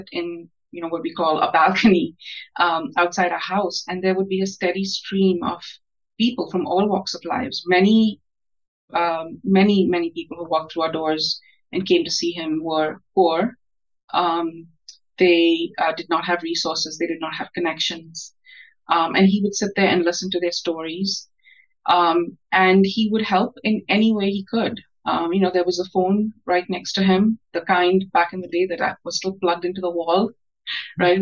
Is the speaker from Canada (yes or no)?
no; India; moved away as an adult; now in United States; I grew up in India, Christopher. I was born in India. I grew up in India, and I stayed in India, was educated in India through my adulthood. I came to the United States for graduate school.